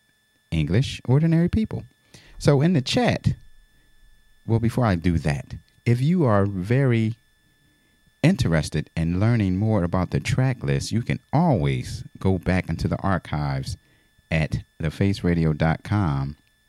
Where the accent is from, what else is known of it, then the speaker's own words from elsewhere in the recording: Philadelphia, Pennsylvania, United States; I'm from Philadelphia